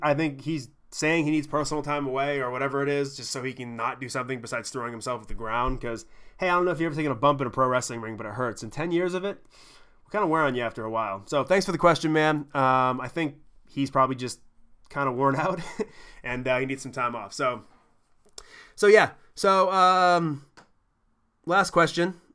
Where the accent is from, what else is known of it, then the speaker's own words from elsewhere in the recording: Smithfield, Maine, United States; where I grew up in Smithfield, we had the early cable setup